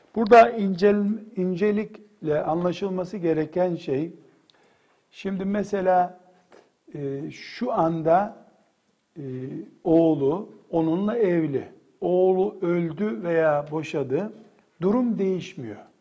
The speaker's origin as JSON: {"language": "Turkish", "region": "Black Sea Region", "country": "Turkey"}